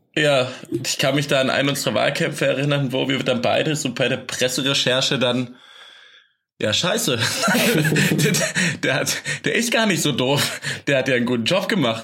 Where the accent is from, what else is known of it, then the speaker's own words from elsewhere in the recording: Swabia, Baden-Württemberg, Germany; moved away; Bei uns im Arbeitskreis Asyl in Almsbach im Tal, wo ich herkomme, aus dem Schwabenland